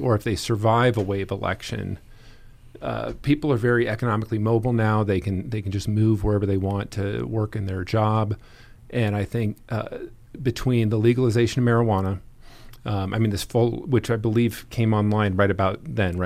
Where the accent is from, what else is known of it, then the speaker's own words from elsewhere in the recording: Boulder, Colorado, United States; growing up in Boulder County, Colorado